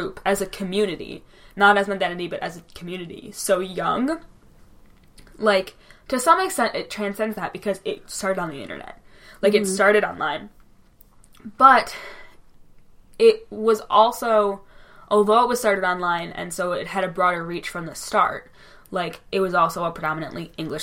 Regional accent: Michigan, United States; I identify a ton with being from Michigan

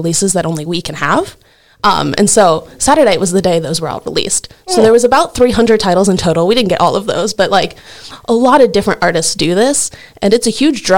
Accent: St. Michael, Minnesota, United States; moved away as an adult; now in Buffalo, United States; I grew up in St. Michael, so 20 minutes down the road

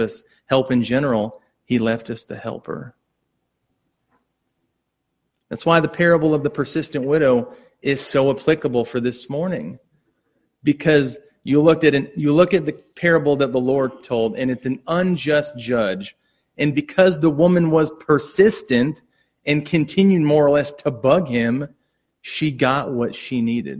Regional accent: United States; as an American

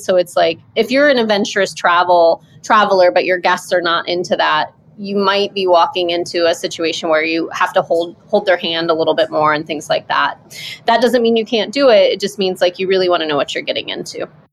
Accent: Midwest, United States; moved away as an adult; also born or lived in Maui, Hawaii; I'm from the Midwest

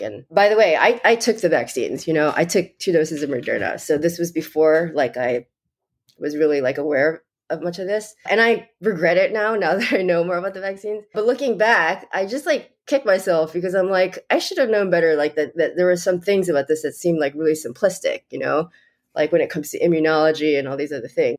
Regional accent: New York, United States; I'm from New York

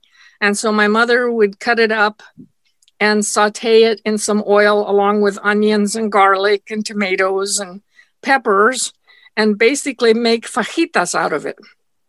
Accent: Nyssa, Oregon, United States; English is a second language; And by then we lived in what I call my hometown in America, in Nisa, Oregon, in Eastern Oregon.

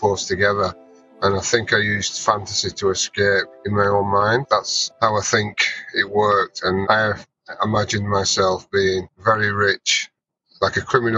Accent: Burnley, North West England, United Kingdom; moved away; I'm from Burnley, which is a small northern town in the UK.

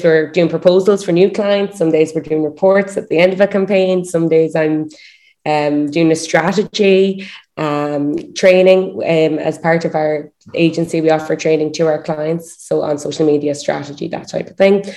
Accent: Galway, Connacht, Ireland; I'm from Galway I live in Galway in Ireland.

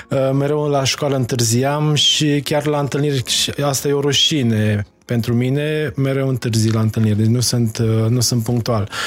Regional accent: Mocira, Maramureș County, Romania; moved away as an adult; also born or lived in Baia Mare, Romania; now in Dubai, United Arab Emirates; am născut în Baia Mare, am crescut în Dar Mocira.

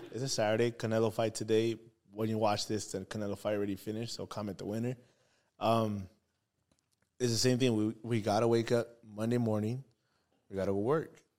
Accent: Baldwin Park, California, United States; we're from Baldwin Park. I'm from Baldwin

